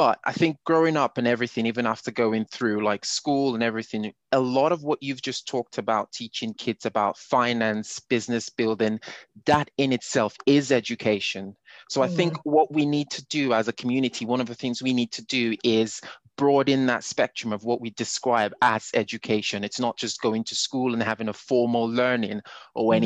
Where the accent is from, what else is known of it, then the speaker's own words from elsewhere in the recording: Nigeria; moved away as an adult; I grew up in Nigeria. I did not move to Europe till I was in my 20s. So my identity is Nigerian to the very core